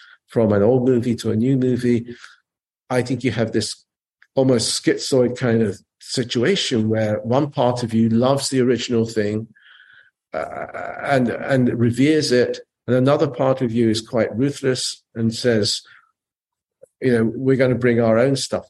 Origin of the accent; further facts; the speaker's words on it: England, United Kingdom; also born or lived in Japan; I was a Japanese kid growing up in England